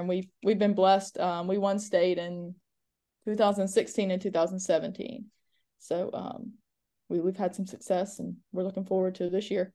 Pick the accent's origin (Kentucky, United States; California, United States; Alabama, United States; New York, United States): Alabama, United States; Mobile; I was born and raised in Mobile, um, went to high school in Mobile, went to college in Mobile